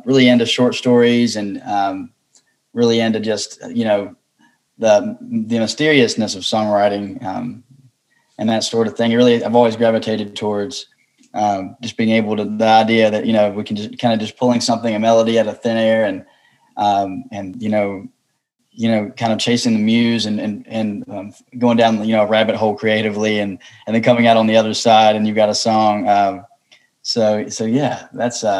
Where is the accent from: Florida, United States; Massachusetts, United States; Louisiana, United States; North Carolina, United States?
North Carolina, United States; Wilkesboro; growing up in Wilkesboro, North Carolina, I was introduced to bluegrass and folk old time music